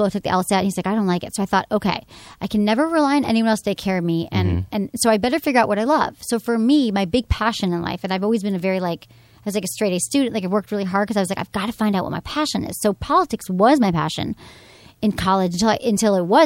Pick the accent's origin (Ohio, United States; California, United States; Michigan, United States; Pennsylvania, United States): Michigan, United States; Birmingham; moved away as an adult; also born or lived in San Francisco; So I'm from, yeah, suburb of Detroit, and I grew up there.